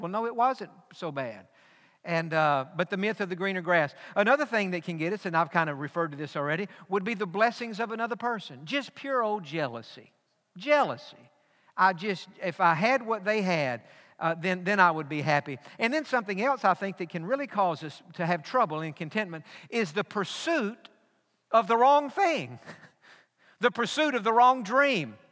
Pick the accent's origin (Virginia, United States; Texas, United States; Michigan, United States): Texas, United States; East; growing up in East Texas, which in the 80s when we grew up there was the dairy capital